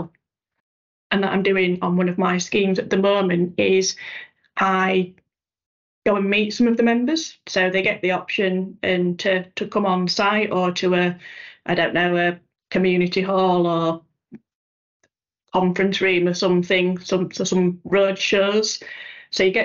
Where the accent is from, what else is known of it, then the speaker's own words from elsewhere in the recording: Yorkshire and the Humber, United Kingdom; I'm a Yorkshire lass